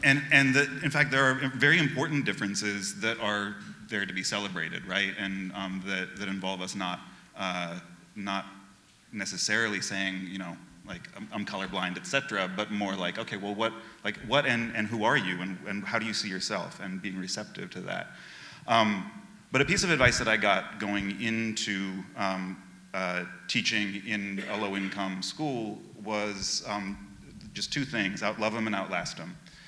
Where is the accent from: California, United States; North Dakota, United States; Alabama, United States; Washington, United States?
California, United States; Oakland; now in Seattle, United States; I grew up in Oakland, California